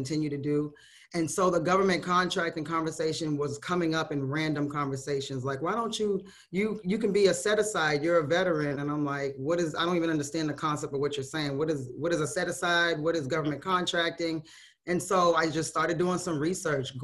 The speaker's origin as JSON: {"language": "English", "town": "Brockton", "region": "Massachusetts", "country": "United States", "moved": "as an adult", "lives_now": "Atlanta, United States", "said": "I've been in Atlanta for about 15 years. I'm originally from Massachusetts."}